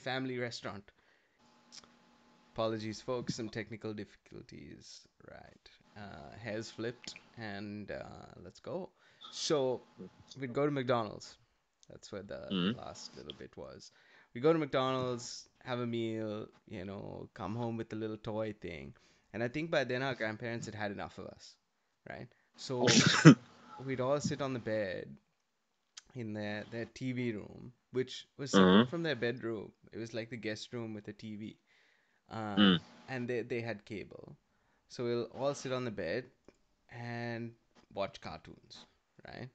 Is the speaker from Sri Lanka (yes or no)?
yes; Kandy, Central Province, Sri Lanka; now in Adelaide, Australia; I grew up in Kandy where, I don't think cable even came out for a decade after Colombo